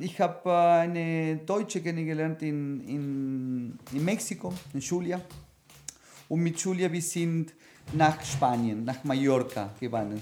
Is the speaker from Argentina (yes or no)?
yes; Buenos Aires, Argentina; German is a second language; moved away as an adult; now in Vienna, Austria; mit 21 weg äh, von meiner Heimat, von Buenos Aires